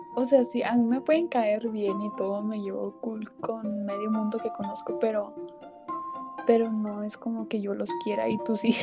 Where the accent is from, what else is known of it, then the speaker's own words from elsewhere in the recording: Mexico; Somos mexicanos